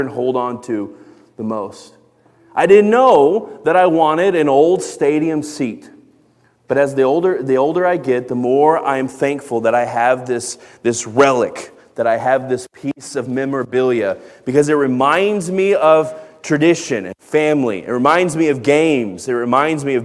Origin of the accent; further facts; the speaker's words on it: Dallas-Fort Worth, Texas, United States; where I grew up in Dallas-Fort Worth